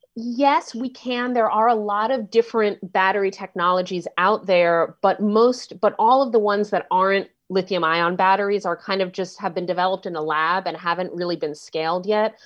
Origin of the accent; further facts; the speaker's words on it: New York City, New York, United States; moved away; I'm from New York City, right, and so I grew up, I don't live there anymore, but I grew up, um, um, riding mass transit